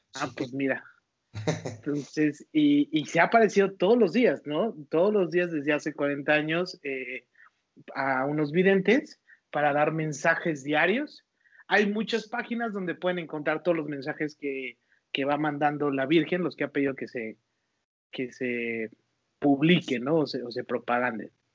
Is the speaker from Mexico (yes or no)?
yes; Toluca, State of Mexico, Mexico; moved away as an adult; now in Guadalajara, Mexico; soy Toluca y lo que tiene Toluca la verdad es su gente. De eso sí extraño muchísimo